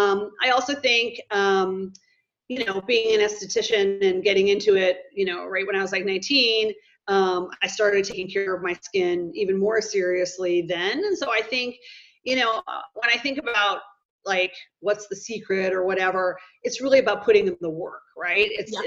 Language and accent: English; Midwest, United States; majority of my life I grew up in the Midwest. So it's basically like 2 months of summer and it's essentially snowing the rest of the time of the year.